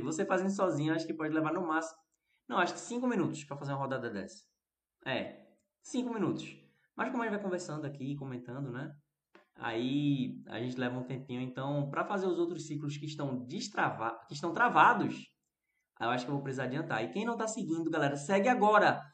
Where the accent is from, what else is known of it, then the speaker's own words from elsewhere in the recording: Recife, Pernambuco, Brazil; aqui no Recife a gente também fala arroz